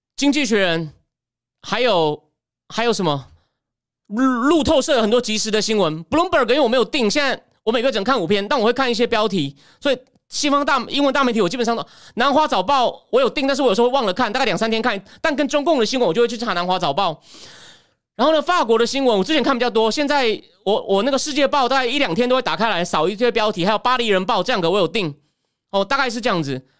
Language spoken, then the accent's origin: Chinese; Taichung, Taiwan; 我在台中长大，大学念台大政治系